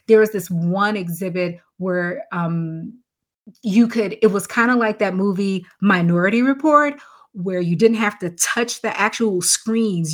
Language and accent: English; Chicago, Illinois, United States; I'm from Chicago